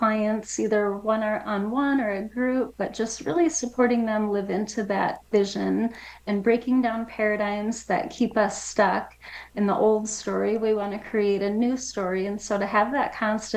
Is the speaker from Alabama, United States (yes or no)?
no; Wisconsin, United States; moved away as an adult; also born or lived in New Mexico; now in Las Cruces, United States; I'm from Wisconsin originally